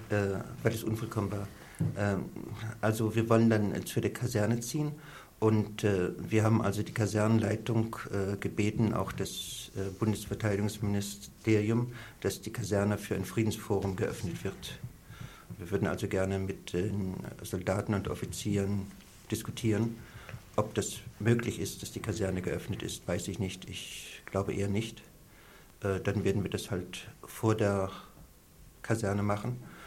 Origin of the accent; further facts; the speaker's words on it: East Germany, Germany; moved away; bin in der DDR aufgewachsen, ich habe einen Teil meines Lebens dort verbracht